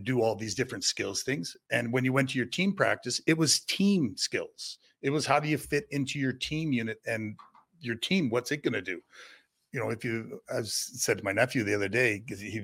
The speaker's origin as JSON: {"language": "English", "town": "Kimberley", "region": "British Columbia", "country": "Canada", "tie": "born or raised there", "said": "growing up in Kimberly, playing against all those guys. But, you know, coming from a town of 6,000 or 7,000 people"}